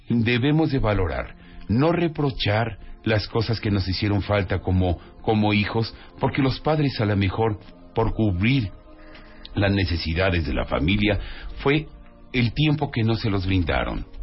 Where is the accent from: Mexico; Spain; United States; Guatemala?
Mexico; Ahí demostramos como mexicanos que sabemos acariciar.